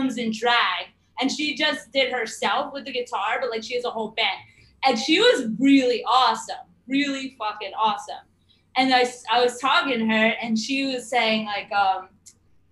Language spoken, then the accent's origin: English; New Jersey, United States; I grew up in Jersey.